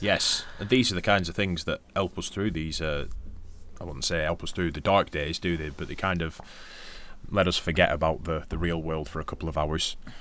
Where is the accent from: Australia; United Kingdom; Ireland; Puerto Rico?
Australia; Darwin, Northern Territory; you're from Darwin